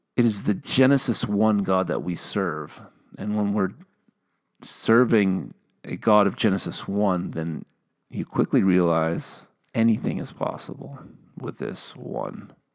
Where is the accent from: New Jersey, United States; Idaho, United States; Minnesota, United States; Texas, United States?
Minnesota, United States; accent: Minnesotan; I'm from Minnesota